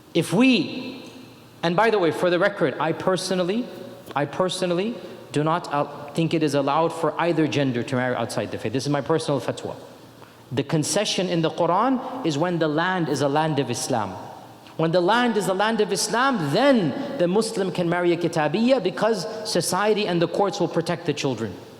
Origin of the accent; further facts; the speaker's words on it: United States; I was born in America.